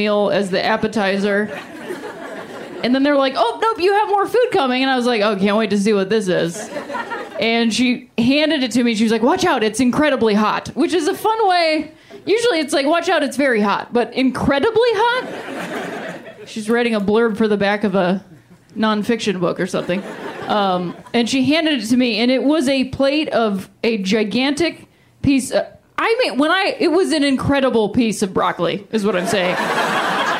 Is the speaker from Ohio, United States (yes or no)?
yes; Ohio, United States; moved away as an adult; I'm from Ohio originally